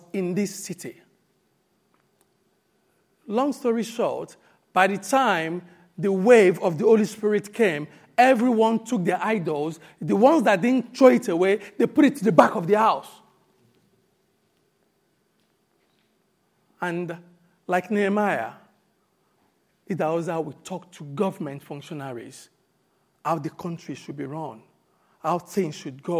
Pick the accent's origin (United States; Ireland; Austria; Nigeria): Nigeria; moved away; When I grew up in Nigeria and I got to become born again